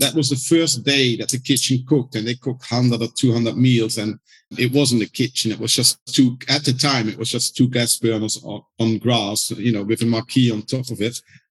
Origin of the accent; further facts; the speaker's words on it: London, United Kingdom; when you said, oh, from London, they loved it and that's where they want to go to.